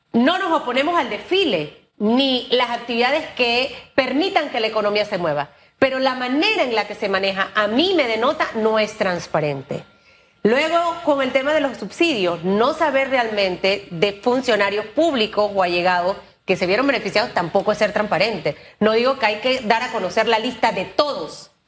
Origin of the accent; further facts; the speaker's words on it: Panama; como panameños